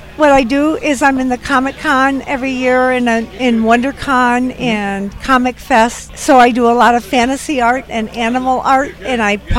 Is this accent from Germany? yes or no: yes; Germany; now in San Diego, United States; Well, I'm originally from Germany, but I do live in San Diego now.